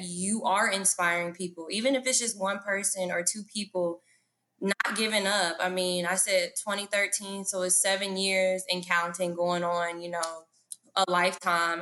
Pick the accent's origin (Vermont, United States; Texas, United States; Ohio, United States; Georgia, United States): Georgia, United States; Atlanta; also born or lived in Indianapolis, Indiana; I'm from Indianapolis, Indiana, but I moved here when I was 3. Here is Atlanta. And ever since then, yeah, like it's been a journey. Atlanta has made me, raised me